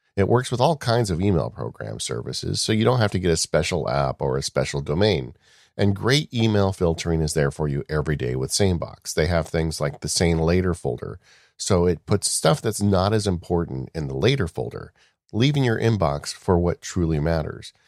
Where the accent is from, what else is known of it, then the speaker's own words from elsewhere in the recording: Chino, California, United States; I grew up right near Chino, California, which is a dairy farmer's heaven.